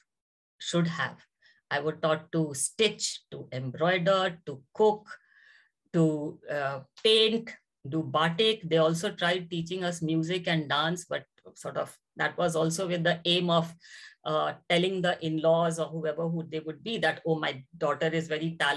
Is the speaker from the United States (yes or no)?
no; Patna, Bihar, India; So I was growing up in Patna.